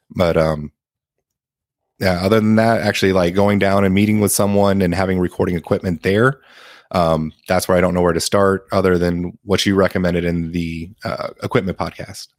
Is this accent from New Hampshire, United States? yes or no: no; San Antonio, Texas, United States; I'm from San Antonio, Texas